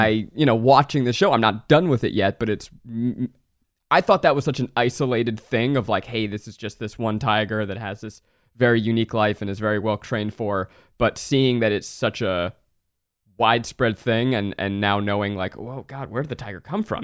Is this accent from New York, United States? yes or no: yes; New York, United States; also born or lived in Boston; now in California, United States; I grew up in New York, and I, then I moved to Boston and then to California